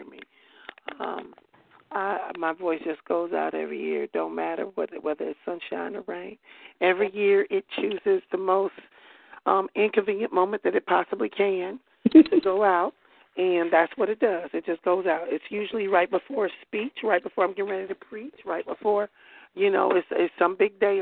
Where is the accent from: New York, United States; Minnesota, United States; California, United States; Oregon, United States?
Minnesota, United States; I'm a Minnesotan to my heart